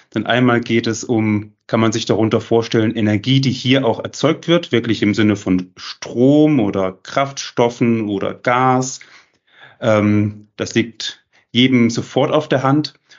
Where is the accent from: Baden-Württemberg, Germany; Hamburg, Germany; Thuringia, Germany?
Thuringia, Germany; Jena; dass ich aus Jena komme